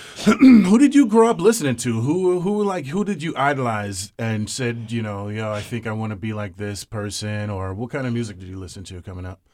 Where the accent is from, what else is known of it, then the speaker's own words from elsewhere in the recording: Georgetown, Guyana; also born or lived in Brooklyn, New York; now in United States; I'm a hundred percent West Indian. I'm Guyanese